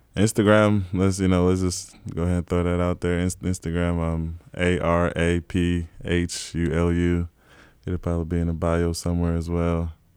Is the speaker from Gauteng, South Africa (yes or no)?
yes; Johannesburg, Gauteng, South Africa; born or raised there; also born or lived in South Carolina; now in New York, United States